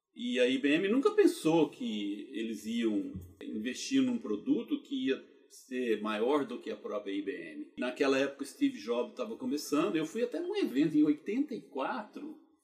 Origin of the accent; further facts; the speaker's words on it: Goiânia, Goiás, Brazil; moved away as an adult; also born or lived in Brasília, Brazil; now in United States; eu sou natural de Goiânia, Goiás